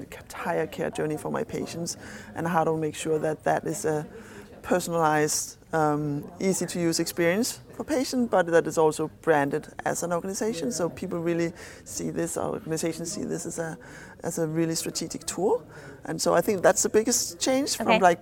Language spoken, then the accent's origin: English; Denmark; accent: Danish; English is a second language; I'm a physician from Denmark, that's the accent